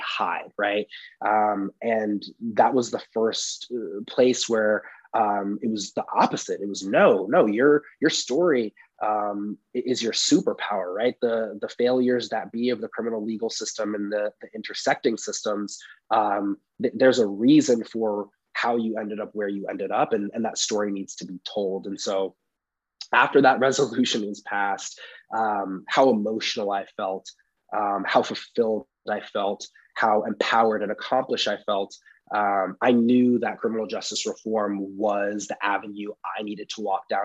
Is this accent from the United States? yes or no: yes; Oakland, California, United States; I grew up in the East Bay, Oakland, California